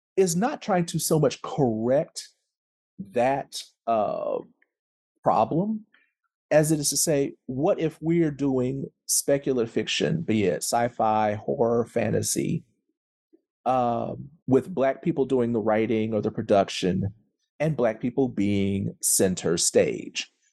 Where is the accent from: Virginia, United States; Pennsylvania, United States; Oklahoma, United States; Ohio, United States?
Oklahoma, United States; Tulsa; I am from Tulsa, Oklahoma